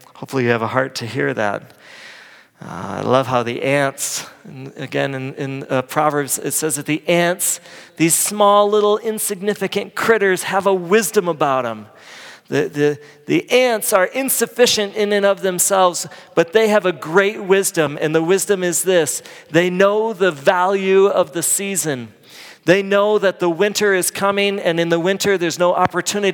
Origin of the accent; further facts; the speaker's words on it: Midwest, United States; moved away; I grew up in the Midwest